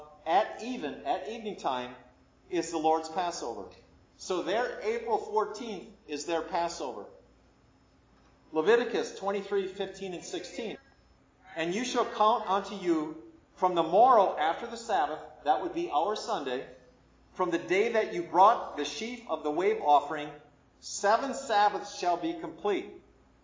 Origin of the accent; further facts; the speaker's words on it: Midwest, United States; now in Lynchburg, United States; I grew up in the Midwest, where there's a lot of tornadoes.